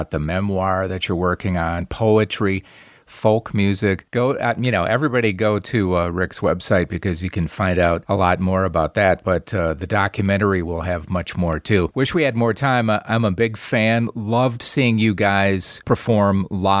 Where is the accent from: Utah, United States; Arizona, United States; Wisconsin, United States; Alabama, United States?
Wisconsin, United States; moved away; I'm from Wisconsin originally, so I'm practically a Canadian